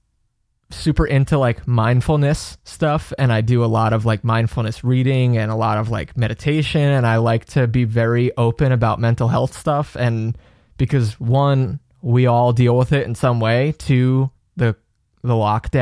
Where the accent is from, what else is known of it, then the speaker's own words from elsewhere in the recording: North Carolina, United States; I'm from North Carolina.